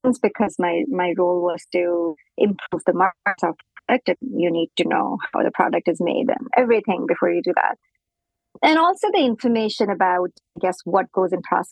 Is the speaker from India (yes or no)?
yes; India; moved away as an adult; also born or lived in United States; now in Canada; I grew up in India